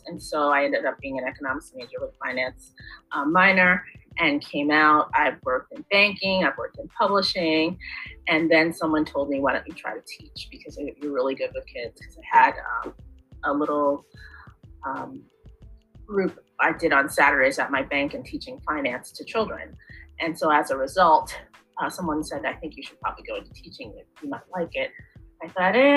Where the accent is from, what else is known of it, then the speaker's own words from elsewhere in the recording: New Jersey, United States; I grew up in New Jersey all of my life.